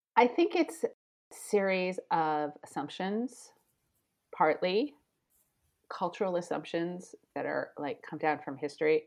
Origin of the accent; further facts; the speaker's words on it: Miami, Florida, United States; moved away as an adult; also born or lived in Argentina / Mexico / Brazil; now in Paris, France; I grew up in Miami